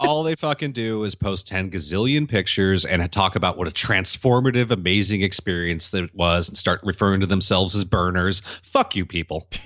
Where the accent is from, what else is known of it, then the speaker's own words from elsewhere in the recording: Santa Monica, California, United States; here in my hometown of Santa Monica